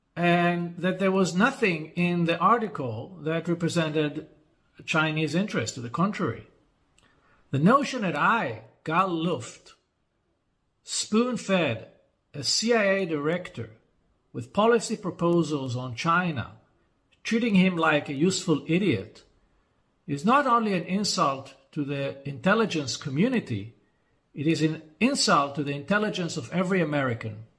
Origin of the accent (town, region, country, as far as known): Israel